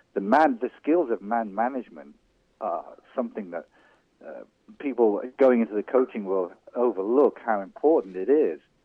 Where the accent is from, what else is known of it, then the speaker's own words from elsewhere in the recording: England, United Kingdom; moved away; also born or lived in Wales; I was born in England to an Irish family